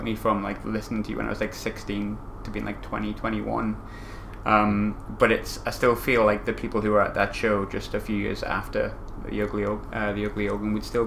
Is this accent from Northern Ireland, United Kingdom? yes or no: no; North East England, United Kingdom; moved away; also born or lived in Glasgow; my hometown's like the Northeast, like Sunderland, Newcastle